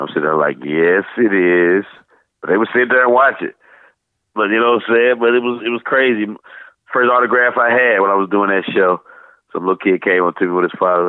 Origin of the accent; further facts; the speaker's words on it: St. Louis, Missouri, United States; moved away as an adult; now in Atlanta, United States; growing up in St. Louis